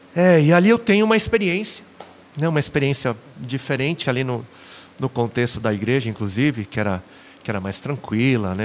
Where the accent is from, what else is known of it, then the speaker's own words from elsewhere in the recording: São Paulo, Brazil; eu sou nascido em São Paulo, sou paulistano na capital